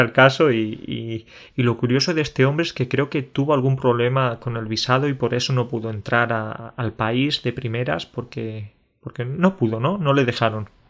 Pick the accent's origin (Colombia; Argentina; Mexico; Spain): Spain; Jaén, Andalusia; moved away as an adult; now in Poland; yo soy del sur de España, en Andalucía